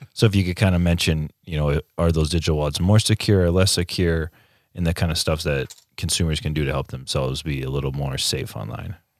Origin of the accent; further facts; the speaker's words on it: United States; I'm American